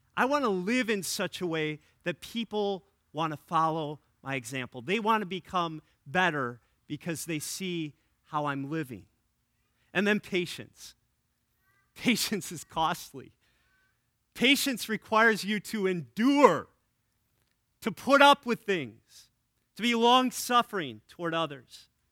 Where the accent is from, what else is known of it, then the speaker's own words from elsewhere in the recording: Wisconsin, United States; now in Illinois, United States; my home state